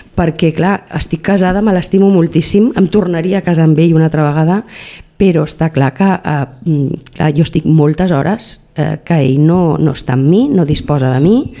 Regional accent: Montmeló, Catalonia, Spain; also born or lived in Granollers; Jo vaig néixer a Granollers perquè un Montmeló no es podia néixer, però realment sóc d'aquí de tota la vida

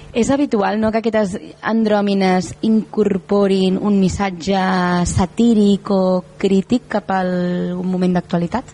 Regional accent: Tarragona, Catalonia, Spain; els que som de Tarragona

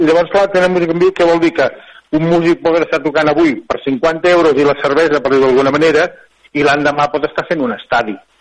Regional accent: Alcover, Catalonia, Spain; also born or lived in La Selva del Camp; Jo sóc del Cuber, però la selva eh, i el Cuber, els dos llocs

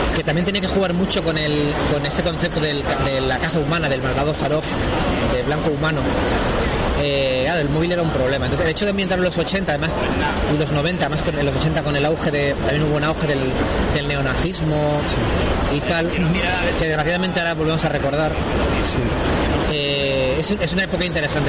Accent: Spain; first language Spanish; Yo me considero autor español y, es mi lengua

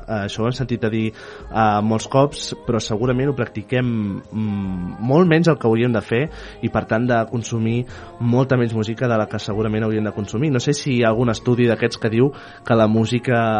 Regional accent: Viladecavalls, Catalonia, Spain; jo sóc de Vila de Cavall

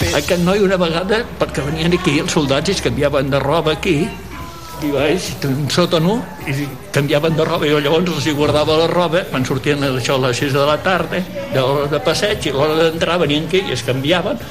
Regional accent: Tarragona, Catalonia, Spain; sóc de Tarragona

